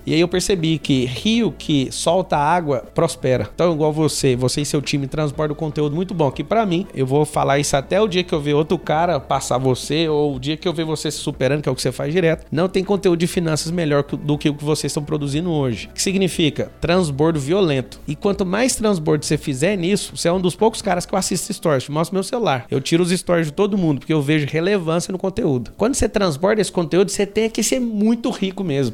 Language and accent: Portuguese; Goiás, Brazil; now in São Paulo, Brazil; moro hoje em São Paulo, Alphaville, sou de Goiás